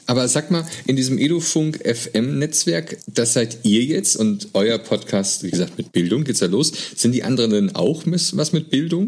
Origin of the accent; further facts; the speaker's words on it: Essen, North Rhine-Westphalia, Germany; ich komme aus Essen